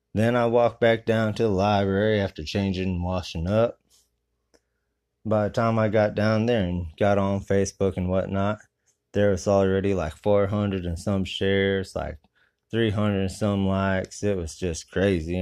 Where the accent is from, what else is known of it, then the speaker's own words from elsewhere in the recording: Grand Mound, Iowa, United States; My hometown is Grand Mound, Iowa